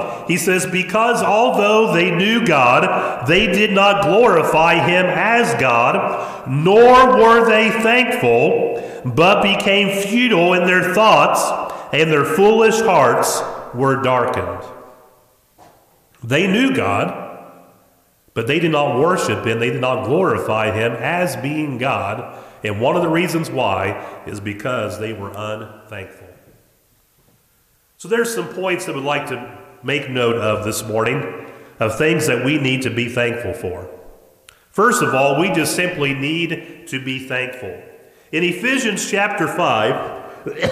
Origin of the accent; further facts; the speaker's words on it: United States; I was born as an American. I've been an American for 50 years now